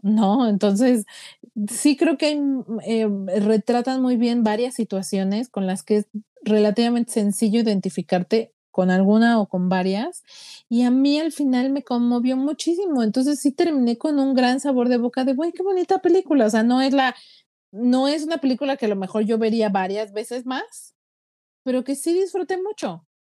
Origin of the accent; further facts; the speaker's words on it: Mexico; nosotros los mexicanos